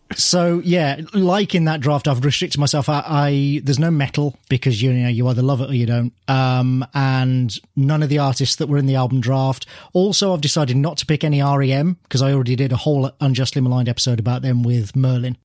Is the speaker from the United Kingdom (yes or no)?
yes; near Birmingham, West Midlands, United Kingdom; my hometown